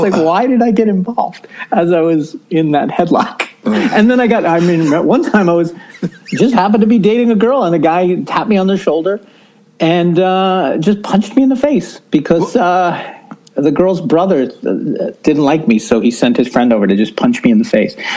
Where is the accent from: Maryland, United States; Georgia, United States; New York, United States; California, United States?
New York, United States; New York City; I grew up in Brooklyn, New York, in the good old US